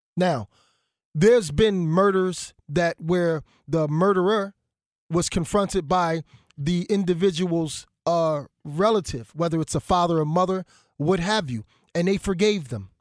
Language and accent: English; Philadelphia, Pennsylvania, United States; I'm from Philadelphia